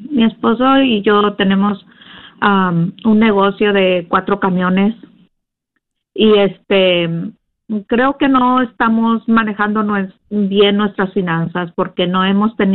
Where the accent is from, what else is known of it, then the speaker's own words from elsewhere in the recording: Mexico; moved away; hace como dos, tres años que yo llegué de México